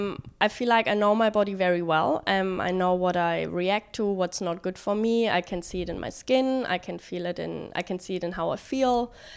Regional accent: Germany; also born or lived in London, United Kingdom; now in China; In Germany.

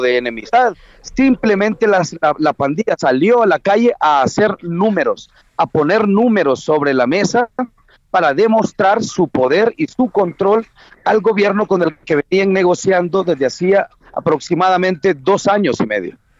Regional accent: El Salvador

